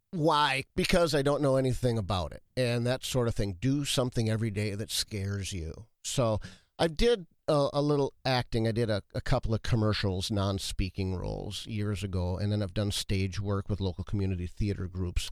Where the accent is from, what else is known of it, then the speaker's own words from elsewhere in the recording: Watertown, United States; moved away as an adult; also born or lived in Ottumwa, Iowa; I was born in Watertown, then I moved away